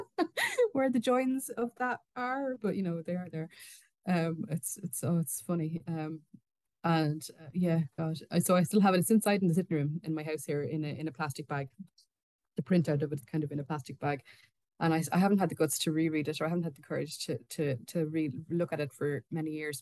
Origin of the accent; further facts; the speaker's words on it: Ireland; we are both Irish authors, um, me and Susan both